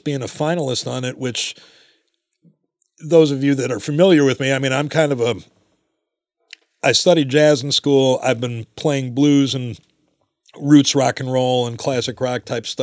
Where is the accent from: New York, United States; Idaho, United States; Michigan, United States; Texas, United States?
Michigan, United States; Ann Arbor; Born and raised in Ann Arbor